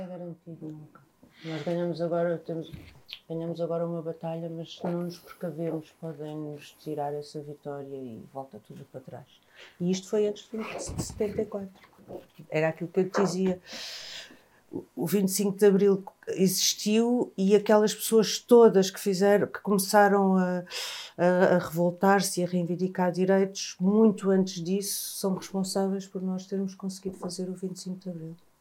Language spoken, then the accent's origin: Portuguese; Angola; now in Portugal; eu sou africana também, eu sou angolana